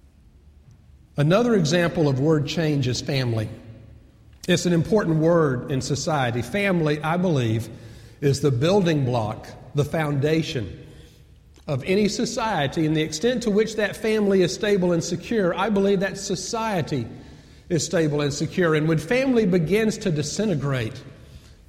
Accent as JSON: {"language": "English", "town": "Atlanta", "region": "Georgia", "country": "United States", "tie": "born or raised there", "said": "I grew up in Atlanta"}